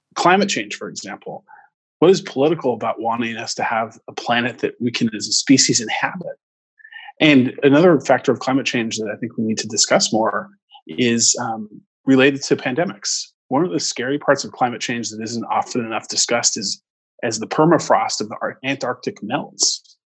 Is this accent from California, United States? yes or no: yes; Orange County, California, United States; I grew up in Orange County near Disneyland, and um, you know my um, my roots are here